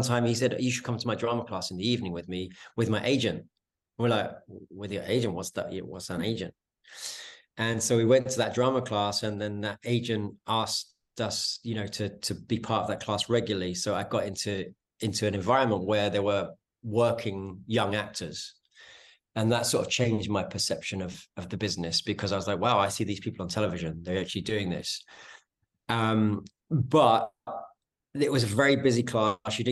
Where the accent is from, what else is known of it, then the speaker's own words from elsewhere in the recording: London, United Kingdom; accent: North London street accent; moved away as an adult; now in Los Angeles, United States; I was born in London, in a kind of small North London town called Edmonton.